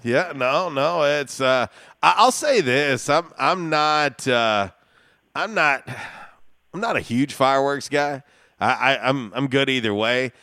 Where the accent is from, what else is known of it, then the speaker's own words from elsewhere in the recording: Florida, United States; from where I grew up in Florida